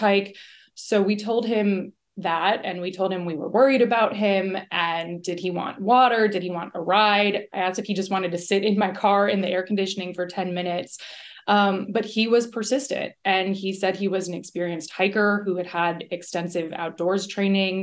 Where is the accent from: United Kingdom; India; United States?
United States; Miami, Florida; now in Los Angeles, United States; I grew up in Miami. I have lived in Los Angeles for a long time